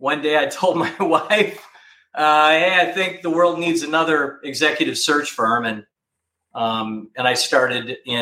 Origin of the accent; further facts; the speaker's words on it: Minneapolis, Minnesota, United States; moved away as an adult; also born or lived in Hanover, New Hampshire / Cincinnati, Ohio; I grew up in Minneapolis